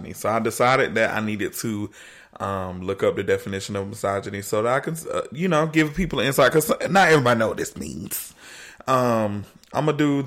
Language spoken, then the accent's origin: English; the South, United States; growing up in the South